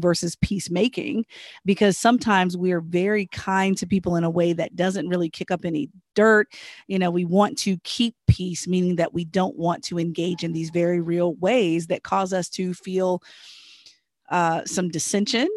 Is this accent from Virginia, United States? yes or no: yes; Southern Virginia, United States; I'm from Southern Virginia